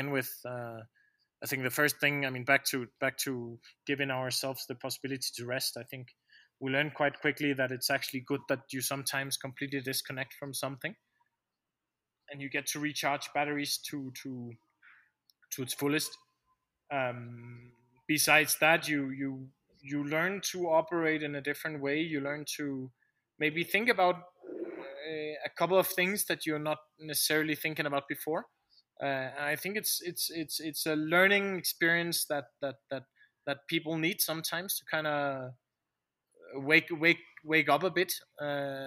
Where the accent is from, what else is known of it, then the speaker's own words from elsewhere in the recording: Denmark; moved away as an adult; now in Bolivia; Denmark is my home country, but my home is in Bolivia.